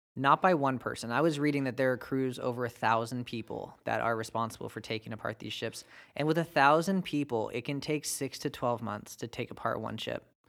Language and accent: English; United States; my American-born right